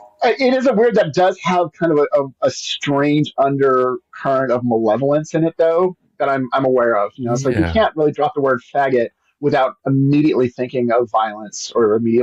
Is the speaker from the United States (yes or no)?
yes; Pacific Northwest, United States; also born or lived in Memphis, United States / Tennessee, United States; I am from the Pacific Northwest, but I've lived in a lot of different places.